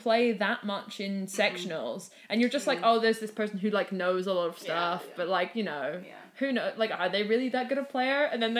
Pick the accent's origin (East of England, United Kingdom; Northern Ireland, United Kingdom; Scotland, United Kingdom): Scotland, United Kingdom; we're Scottish, so we shouldn't be afraid of the rain.